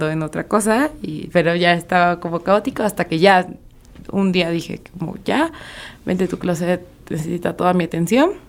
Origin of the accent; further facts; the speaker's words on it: Xalapa, Veracruz, Mexico; de Jalapa, Veracruz.